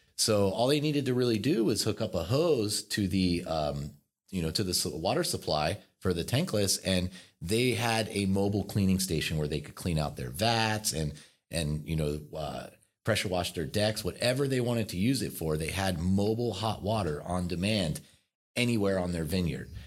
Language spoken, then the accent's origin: English; Philadelphia, Pennsylvania, United States; now in Southern California, United States; I'm from Philadelphia